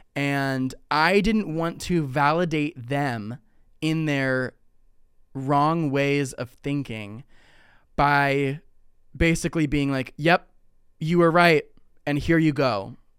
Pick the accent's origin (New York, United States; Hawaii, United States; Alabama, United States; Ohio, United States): Ohio, United States; now in Texas, United States; growing up in Ohio